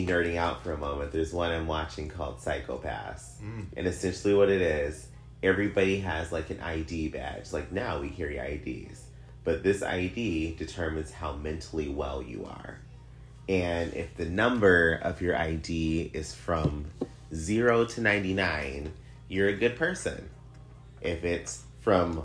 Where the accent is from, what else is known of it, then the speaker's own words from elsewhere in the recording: United States; I'm American